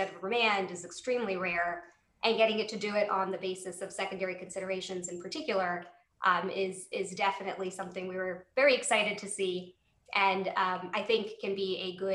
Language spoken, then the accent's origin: English; Wilmington, Delaware, United States; my hometown of Wilmington, Delaware.